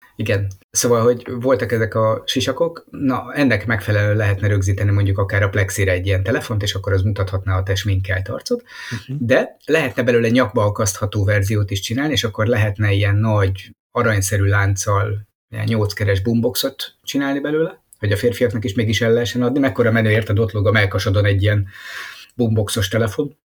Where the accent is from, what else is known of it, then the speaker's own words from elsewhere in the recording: Hungary; mint magyarok